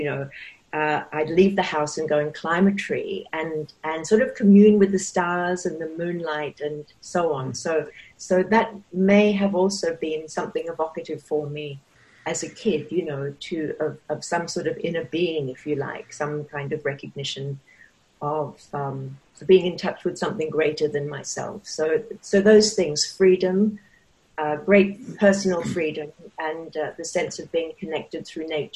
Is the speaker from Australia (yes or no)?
yes; Perth, Western Australia, Australia; now in Sydney, Australia; I grew up in Perth in Western Australia in the 50s